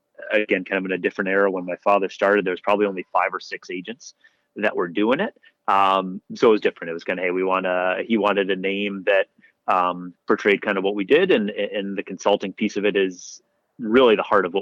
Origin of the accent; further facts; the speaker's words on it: Rochester, New York, United States; I grew up in Rochester, New York